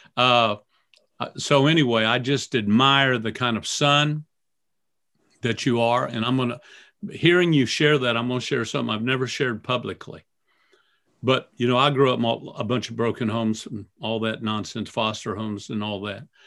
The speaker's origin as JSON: {"language": "English", "region": "Florida", "country": "United States", "tie": "born or raised there", "said": "growing up in Florida"}